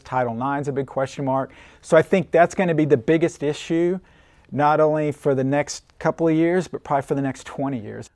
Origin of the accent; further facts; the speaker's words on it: Oklahoma City, Oklahoma, United States; also born or lived in Yukon, Oklahoma / Odessa, Texas; I grew up in Oklahoma City, um, went to Yukon High School